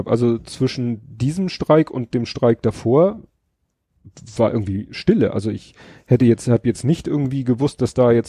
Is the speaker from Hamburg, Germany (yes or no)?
yes; Hamburg, Germany; dann hatte ich so geguckt, ob ich denn als Hamburger den klassisch über UKW hören könnte.